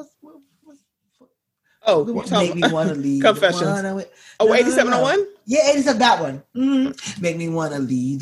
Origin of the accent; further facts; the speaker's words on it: Maryland, United States; I'm from Maryland.